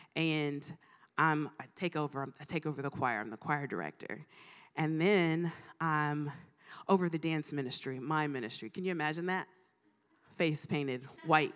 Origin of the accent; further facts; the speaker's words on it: Mansfield, Ohio, United States; moved away as an adult; also born or lived in Greenville, South Carolina / Chicago; I am from, born and raised in Mansfield, Ohio. Was there for thirty-five years